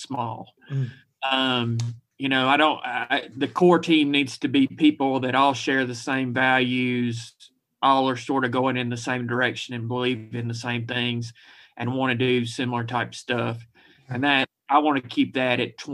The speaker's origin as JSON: {"language": "English", "town": "Huntsville", "region": "Alabama", "country": "United States", "tie": "born or raised there", "also_born_or_lived": "Fairfield, Alabama / Pea Ridge, Alabama / Birmingham, Alabama / Berkeley, California", "said": "I grew up in Alabama. My first years were in Fairfield, which is a suburb of Birmingham"}